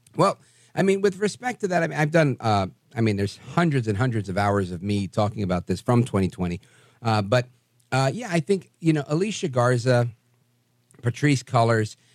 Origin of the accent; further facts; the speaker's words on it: New York City, New York, United States; I grew up in Brooklyn with black people.